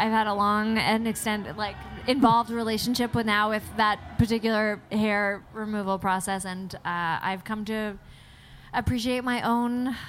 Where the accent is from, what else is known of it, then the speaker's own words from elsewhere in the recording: Kensington, Prince Edward Island, Canada; now in Montreal, Canada; I'm from Kensington, Prince Edward Island, population like 4,000 people.